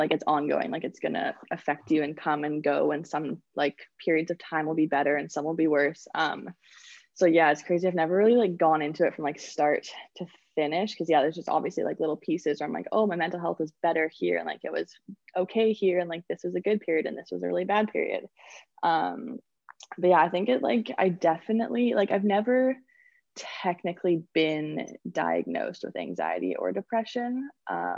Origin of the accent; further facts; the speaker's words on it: Victoria, British Columbia, Canada; also born or lived in Penticton; I'm from Victoria, and I went to the Okanagan Hockey Academy in Penticton for 2 years, my grade 10 and 11 year.